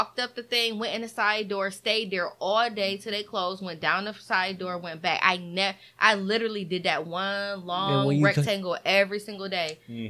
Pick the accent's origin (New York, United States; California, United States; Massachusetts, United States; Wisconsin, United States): New York, United States; Buffalo; But they ain't know I was from Buffalo.